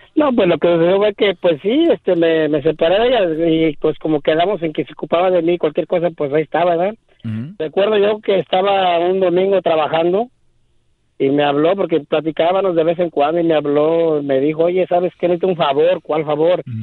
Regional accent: Michoacán, Mexico; moved away; soy de Michoacán

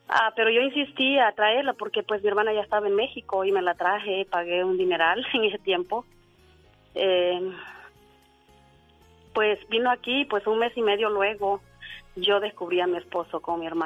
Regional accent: Honduras; moved away as an adult; now in United States; una hermana mía se decidió venir de mi país. Yo soy de Honduras.

